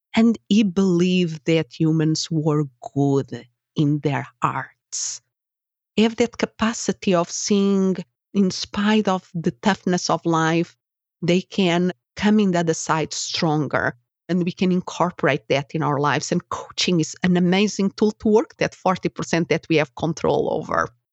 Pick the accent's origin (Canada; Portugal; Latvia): Portugal; English is a second language; moved away as an adult; also born or lived in Spain; now in United States